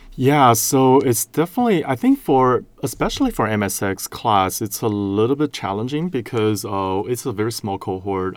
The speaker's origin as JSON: {"language": "English", "country": "Taiwan", "tie": "born or raised there", "moved": "as an adult", "lives_now": "United States", "said": "I'm originally from Taiwan"}